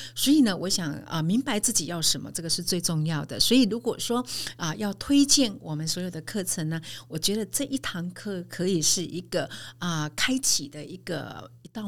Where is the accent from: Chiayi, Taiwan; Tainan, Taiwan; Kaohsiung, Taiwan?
Kaohsiung, Taiwan; 我来自高雄田寮的一个农村。那，呃，小时候呢，呃，家里有七个孩子，那爸爸妈妈非常辛苦务农，帮我们抚养长大